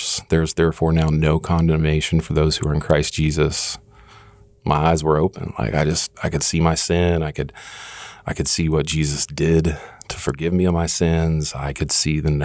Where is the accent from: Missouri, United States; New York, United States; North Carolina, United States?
Missouri, United States; Kansas City; also born or lived in Oklahoma City, Oklahoma; we moved to Kansas City.